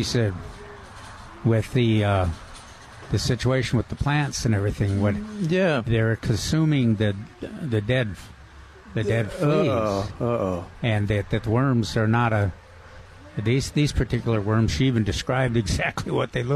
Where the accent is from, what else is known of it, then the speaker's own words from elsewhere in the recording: Minnesota, United States; moved away; I'm from Minnesota